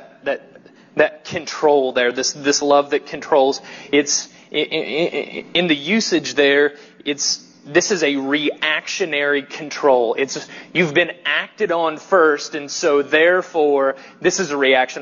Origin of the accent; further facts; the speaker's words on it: the South, United States; accent: southern; my weird southern accent